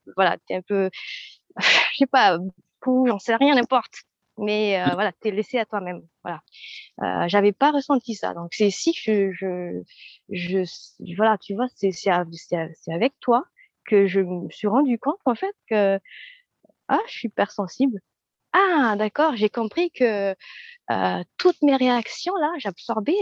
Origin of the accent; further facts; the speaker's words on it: Madagascar; moved away as an adult; now in France; alors je viens de Madagascar